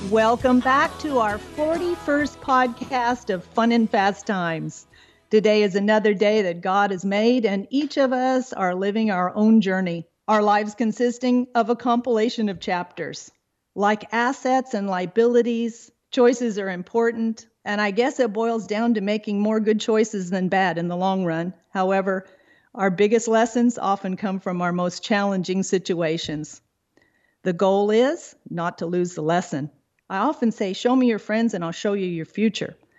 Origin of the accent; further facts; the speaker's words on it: Southern California, United States; Growing up in Southern California, Saturday pony rides on the beach